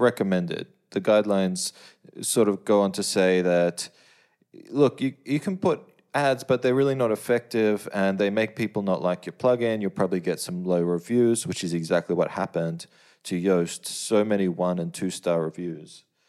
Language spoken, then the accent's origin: English; Australia; as, as an Australian